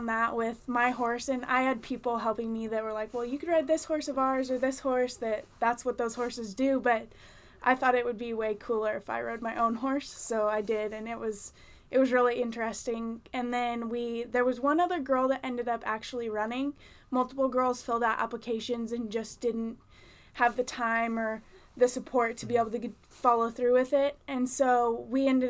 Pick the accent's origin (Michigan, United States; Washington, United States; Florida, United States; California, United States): California, United States; San Luis Obispo; I'm from San Luis Obispo